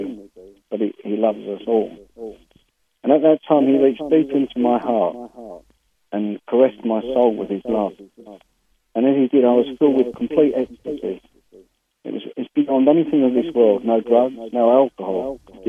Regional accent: London, United Kingdom; I come from London, and I was brought up in a Catholic family

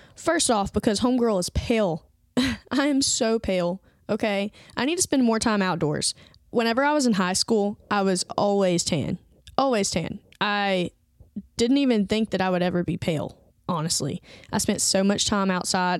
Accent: Andalusia, Alabama, United States; moved away as an adult; now in Birmingham, United States; I went home to, um, my hometown, which is, like, three hours south from here to go visit some family and friends and spent an entire week there. I do not remember the last time that I spent an entire week in Andalusia, Alabama

